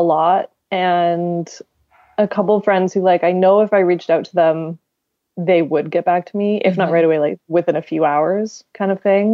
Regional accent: Victoria, British Columbia, Canada; moved away; Victoria, my hometown

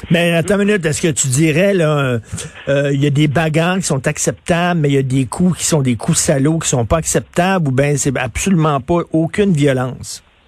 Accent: Montreal, Quebec, Canada; j'ai grandi à Verdun

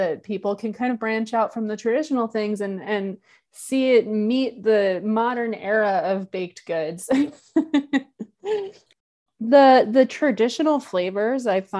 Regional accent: Chicago, Illinois, United States; But I am a Chicagoan, and I love Chicago.

